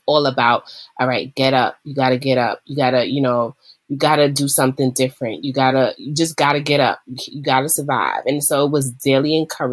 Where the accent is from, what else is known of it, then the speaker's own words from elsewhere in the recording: New York, United States; I am from New York, where on a day-to-day basis, I am a school, special education school manager